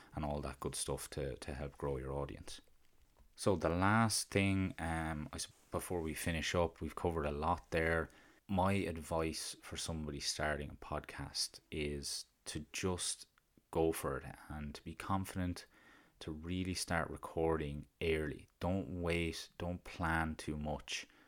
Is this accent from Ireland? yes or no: yes; County Carlow, Leinster, Ireland; accent: County Carlow; my country Carlo accent